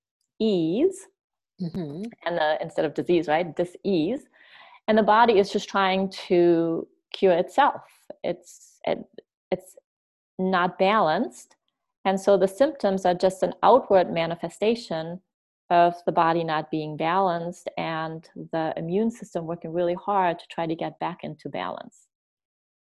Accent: Germany; now in United States; I grew up in Germany

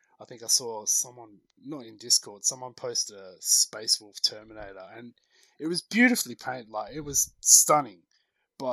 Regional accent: Australia; I'm Australian

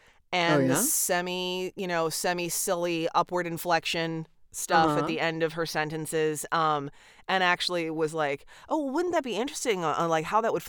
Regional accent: the South, United States; I am friends with a lot of atheists and goths and spiritual people because I'm from the South.

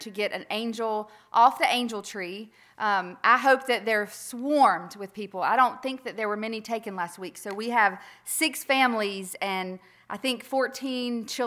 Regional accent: Earl, United States; I was born in Earl.

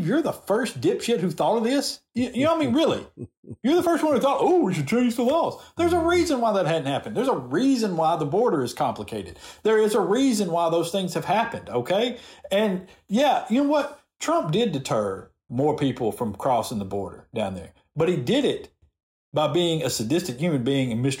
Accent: the South, United States; accent: Southern; my Southern accent

